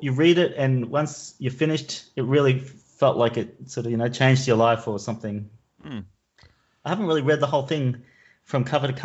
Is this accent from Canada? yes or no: no; Logan, Queensland, Australia; moved away as an adult; also born or lived in Brisbane, Australia; now in Amsterdam, Netherlands; I'm from Brisbane originally, but I actually live in Amsterdam. I moved to Amsterdam about 10 years ago.